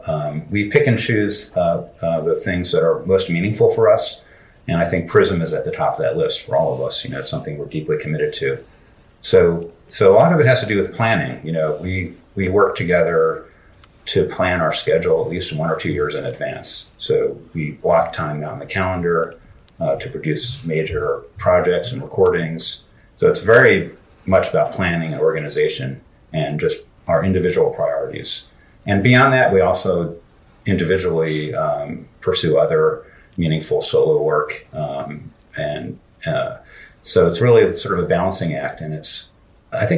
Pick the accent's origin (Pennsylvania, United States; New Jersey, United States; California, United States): Pennsylvania, United States; Philadelphia; institutions in my hometown of Philly